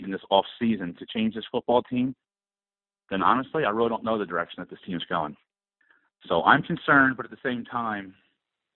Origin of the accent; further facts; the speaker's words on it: Philadelphia, Pennsylvania, United States; moved away; I'm from Philadelphia originally